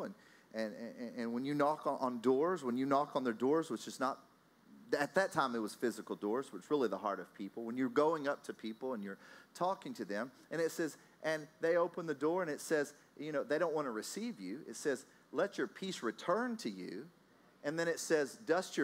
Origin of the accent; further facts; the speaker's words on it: Texas, United States; now in Austria; I'm from Texas. I live in Austria